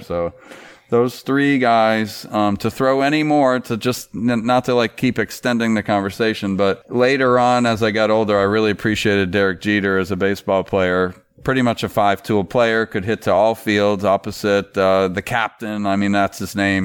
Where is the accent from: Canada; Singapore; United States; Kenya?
United States; Florida; growing up in Florida, there was no local team